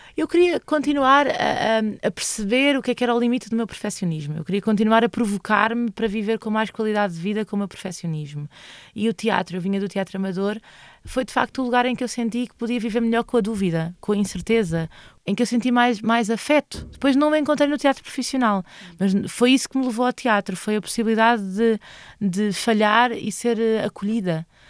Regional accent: Loures, Lisbon, Portugal; moved away as an adult; also born or lived in Santo António dos Cavaleiros; now in Elvas, Portugal; cresci em Loures

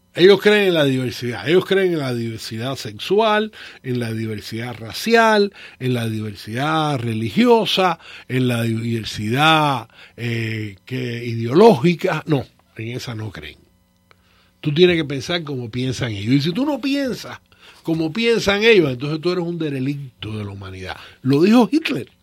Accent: Cuba; moved away as an adult; yo me fui de Cuba en marzo del 79. A mí me pagaban una vez al mes en cash. Yo nunca vi un cheque en Cuba.

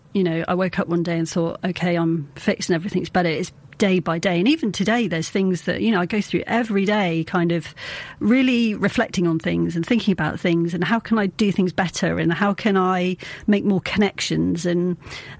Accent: Taunton, South West England, United Kingdom; I'm from Taunton

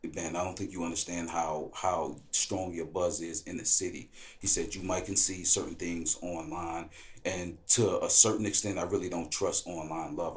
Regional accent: Milwaukee, Wisconsin, United States; born or raised there; moved away as an adult

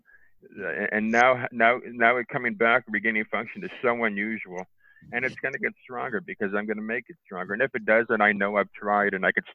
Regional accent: Windsor, Ontario, Canada; I'm a Canadian

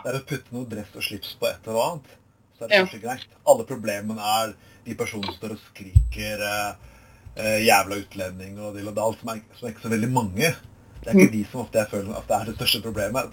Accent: Skien, Telemark, Norway; now in Bergen, Norway; min hjemby også, i Skien

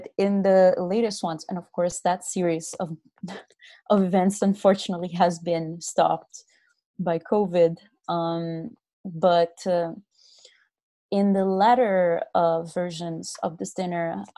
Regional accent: Brazil; I'm from Brazil

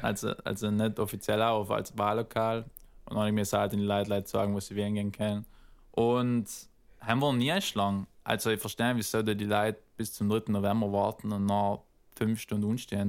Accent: South Tyrol, Trentino-Alto Adige, Italy; moved away as an adult; also born or lived in Northern California; now in United States; als Südtiroler, weißt du, ist man eigentlich echt fein aufgewachsen

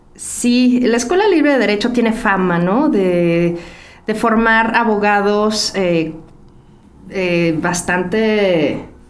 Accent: Ecatepec, State of Mexico, Mexico; Yo crecí en Ecatepec, en Ciudad Azteca

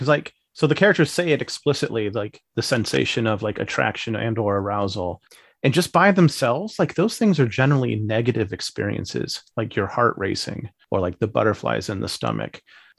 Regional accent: Missouri, United States; I'm from Missouri, okay.

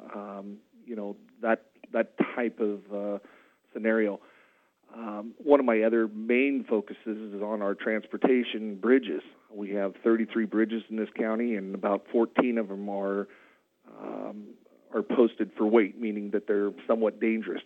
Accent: Madras, Oregon, United States; I was born and raised in Madras

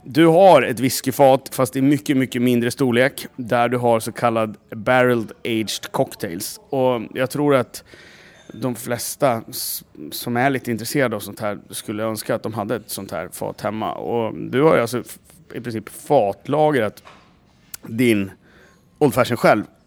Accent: Gävle, Gävleborg County, Sweden; jag kommer från Gävle. Som Gävlebo

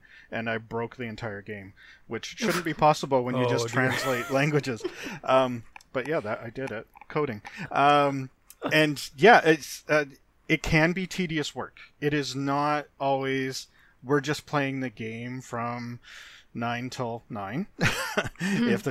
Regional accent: Canada; I am Canadian

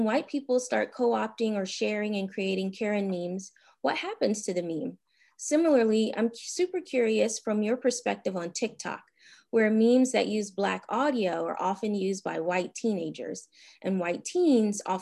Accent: Washington, District of Columbia, United States; now in California, United States; my time living in my hometown of Washington, D.C.

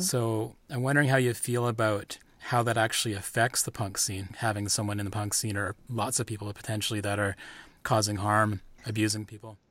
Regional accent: Powell River, British Columbia, Canada; I was born in Powell River, a small coastal town in British Columbia, Canada.

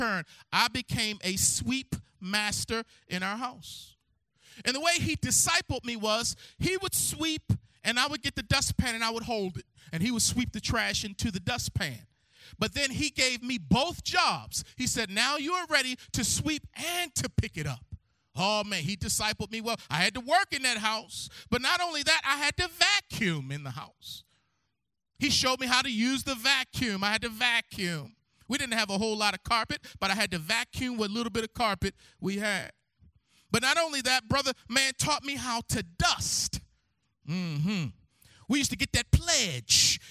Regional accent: Baltimore, Maryland, United States; I'm from Baltimore, Maryland. And I grew up in Harold Williamson Sr.'s house

